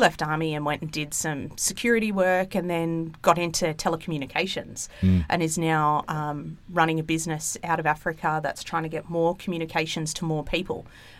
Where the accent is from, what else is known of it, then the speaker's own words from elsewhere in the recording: Gold Coast, Queensland, Australia; also born or lived in Sydney, New South Wales; So we grew up, I was born in Sydney. Don't tell the state of origin team I said that because I go for Queensland. Because I actually went to school up in Queensland on the Gold Coast.